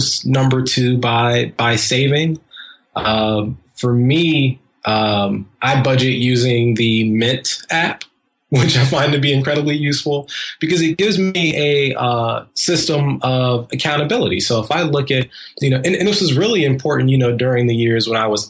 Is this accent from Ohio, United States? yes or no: yes; Columbus, Ohio, United States; now in New York, United States; my hometown of Columbus, Ohio